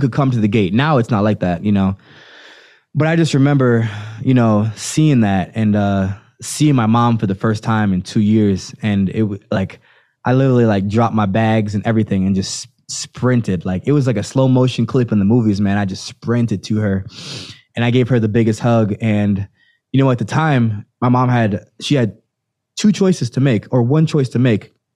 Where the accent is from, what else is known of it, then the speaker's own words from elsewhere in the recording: Jamaica; also born or lived in Florida; now in United States; growing up in Jamaica